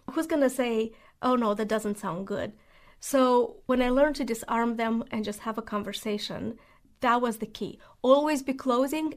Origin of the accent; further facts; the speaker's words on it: Moldova; English is a second language; moved away as an adult; also born or lived in Spartanburg, South Carolina; now in Nashville, United States; I'm originally from Moldova.